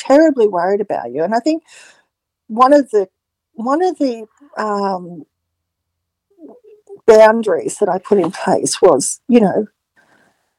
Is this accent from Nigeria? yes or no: no; Newcastle, New South Wales, Australia; I was living in Newcastle at the time, and she, I was born in Newcastle